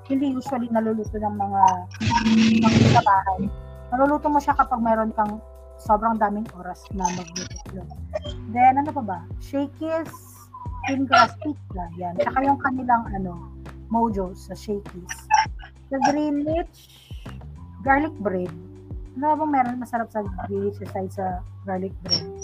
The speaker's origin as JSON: {"language": "Tagalog", "area": "Ilocano", "region": "Ilocos Region", "country": "Philippines", "said": "as an Ilocano."}